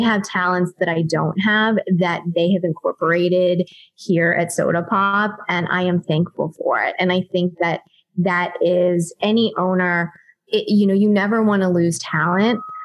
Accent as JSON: {"language": "English", "town": "Pittsburgh", "region": "Pennsylvania", "country": "United States", "also_born_or_lived": "Ohio", "moved": "as an adult", "lives_now": "Los Angeles, United States", "said": "I'm originally from Pittsburgh, Pennsylvania. I went to college in Ohio"}